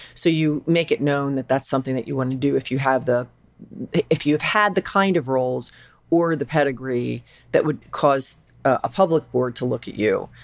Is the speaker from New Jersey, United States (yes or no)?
no; Philadelphia, Pennsylvania, United States; I'm from Philadelphia